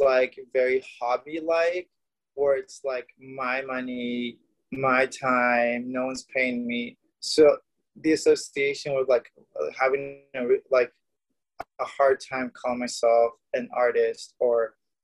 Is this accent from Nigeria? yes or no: no; Mexico; now in Los Angeles, United States; I grew up in Mexico.